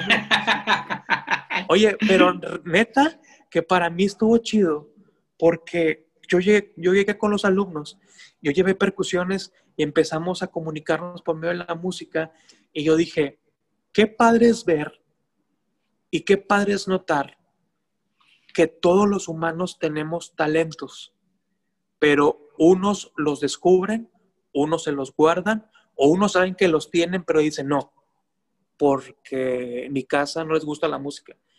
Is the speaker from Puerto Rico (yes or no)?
no; Mexico; mi vida, mi tierra, mi esencia